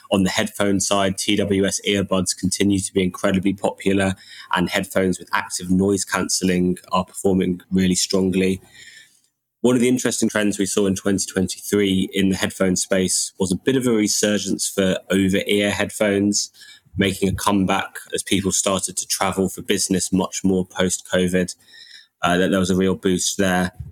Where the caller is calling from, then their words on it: London, United Kingdom; I'm joining from London.